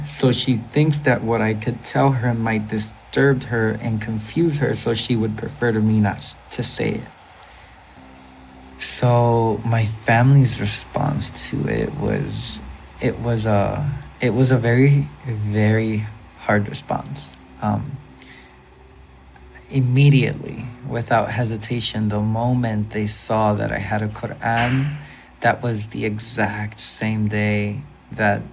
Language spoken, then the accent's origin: English; Puerto Rico; We have a phrase here in Puerto Rico